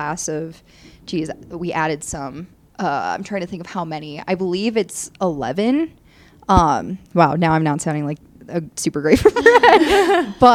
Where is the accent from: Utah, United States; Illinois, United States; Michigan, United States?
Michigan, United States; southeastern; moved away as an adult; now in Colorado, United States; I'm from southeastern Michigan.